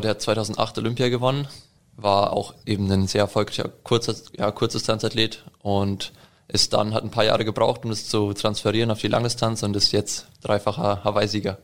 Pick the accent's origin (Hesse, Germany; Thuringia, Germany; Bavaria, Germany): Bavaria, Germany; Allgäu; now in Nuremberg, Germany; ich komme aus dem Allgäu. Also aus dem Allgäu. Bin vor ein paar Jahren hergezogen wegen dem Sport.